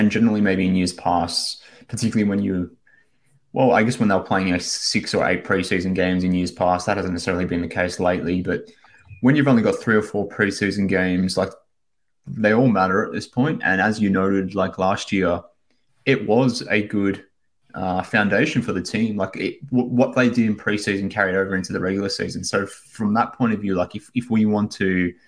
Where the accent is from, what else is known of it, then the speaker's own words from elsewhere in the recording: Australia; from Australia